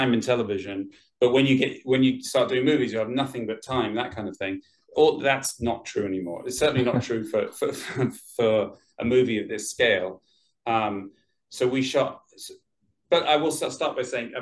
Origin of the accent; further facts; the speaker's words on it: London, United Kingdom; moved away as an adult; now in Los Angeles, United States; I'm from London, sort of all over London. Grew up all over London, but I've been in Los Angeles for about... getting on for 19 years now.